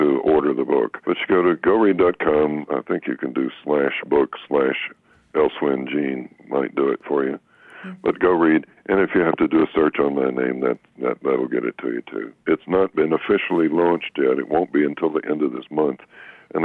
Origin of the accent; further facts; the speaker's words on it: the South, United States; I come from the South